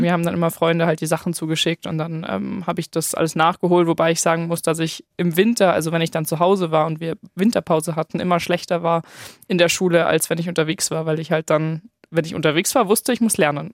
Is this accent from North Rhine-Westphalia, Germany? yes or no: no; Munich, Bavaria, Germany; Ich komme ja aus München